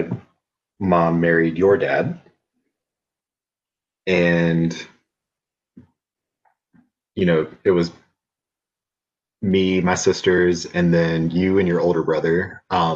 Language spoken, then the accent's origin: English; Lugoff, South Carolina, United States; I grew up in Lugoff, South Carolina, a really small town on the outskirts of Columbia. Lived all around as a kid, but 90% of my childhood was there